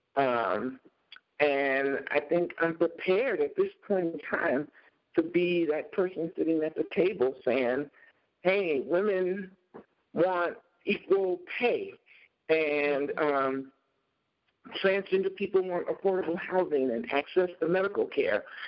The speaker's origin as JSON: {"language": "English", "town": "Chicago", "region": "Illinois", "country": "United States", "tie": "born or raised there", "moved": "yes", "lives_now": "Minnesota, United States", "said": "growing up in Chicago in this really all black uh, environment"}